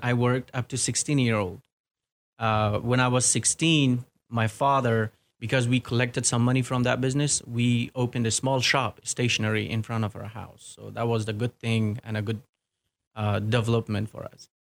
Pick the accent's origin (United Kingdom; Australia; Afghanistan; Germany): Afghanistan; Kabul; English is a second language; moved away as an adult; also born or lived in Virginia / Washington, D.C.; now in Clarksville, United States; originally, I was born and raised in Kabul